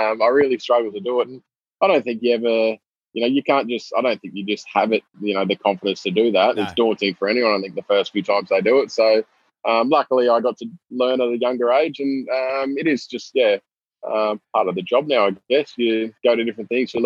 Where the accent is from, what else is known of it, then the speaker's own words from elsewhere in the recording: Townsville, Queensland, Australia; I actually born and raised in Townsville